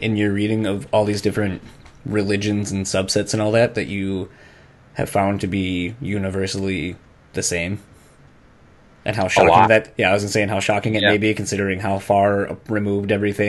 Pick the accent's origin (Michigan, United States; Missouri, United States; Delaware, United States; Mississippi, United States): Delaware, United States; I'm from Delaware